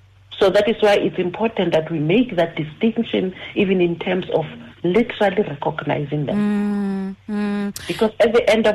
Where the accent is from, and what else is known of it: South Africa